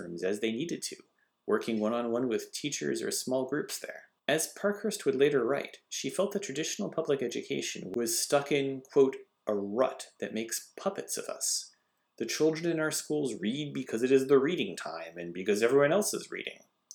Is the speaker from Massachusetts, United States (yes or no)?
yes; Northampton, Massachusetts, United States; where I grew up in Northampton